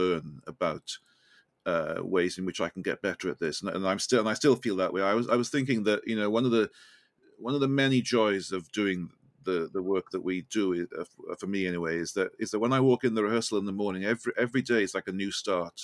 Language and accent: English; Welsh, Wales, United Kingdom; accent: Welsh lilt; now in London, United Kingdom; I'm Welsh.